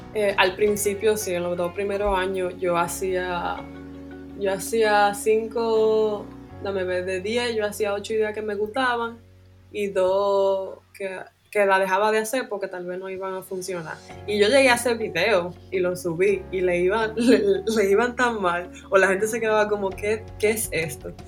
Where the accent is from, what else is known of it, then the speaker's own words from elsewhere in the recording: Santiago de los Caballeros, Santiago, Dominican Republic; moved away as an adult; also born or lived in Santo Domingo; yo soy de Santiago, le dije que me iba para la capital